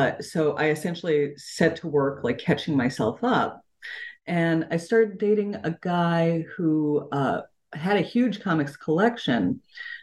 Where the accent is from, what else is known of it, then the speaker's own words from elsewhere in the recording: San Francisco, California, United States; I came to comics very early as a child. Like, I was growing up in San Francisco. My parents were very poor, both worked like a lot of jobs, and I was an only child